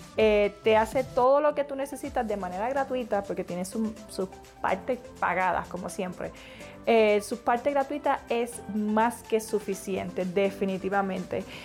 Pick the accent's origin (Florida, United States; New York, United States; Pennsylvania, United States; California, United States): Florida, United States; Yo soy de Florida, actualmente vivo en Florida